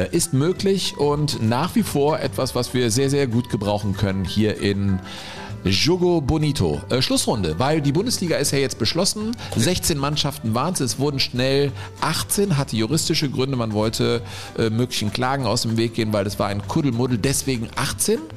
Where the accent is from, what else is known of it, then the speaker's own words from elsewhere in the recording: Menden, North Rhine-Westphalia, Germany; Eine Kostprobe bietet dabei meine Heimatstadt Menden